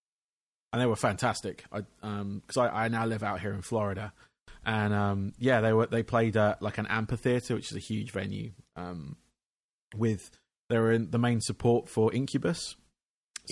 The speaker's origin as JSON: {"language": "English", "region": "England", "country": "United Kingdom", "tie": "born or raised there", "said": "I grew up in England"}